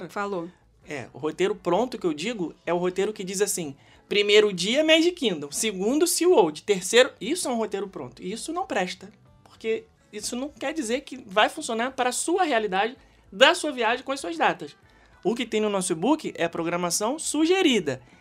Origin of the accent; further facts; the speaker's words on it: Rio de Janeiro, Brazil; Eu posso falar com propriedade porque eu sou carioca, eu estou com isso. Fiquei 30 anos vivendo no Rio de Janeiro, então eu conheço cariocagem.